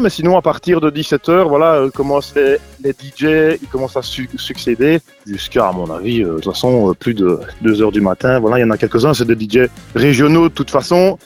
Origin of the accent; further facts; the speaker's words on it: Arbrefontaine, Wallonia, Belgium; also born or lived in Provedroux, Vielsalm; now in Vielsalm, Belgium; mon village natal d'ailleurs, à fontaine